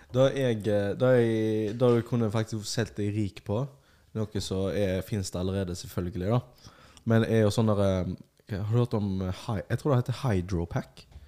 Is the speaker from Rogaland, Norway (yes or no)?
no; Bergen, Vestland, Norway; er fra Bergen